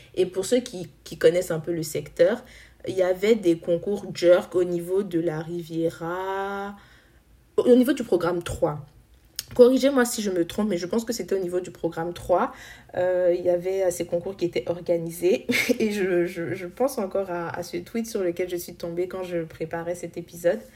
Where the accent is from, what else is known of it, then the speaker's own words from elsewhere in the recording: Côte d’Ivoire; en tant qu'Ivoirien, faisant aussi partie de cette jeunesse africaine